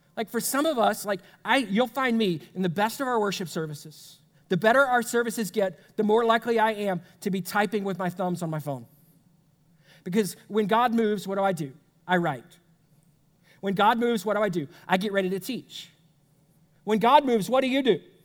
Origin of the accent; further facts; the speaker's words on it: United States; as an American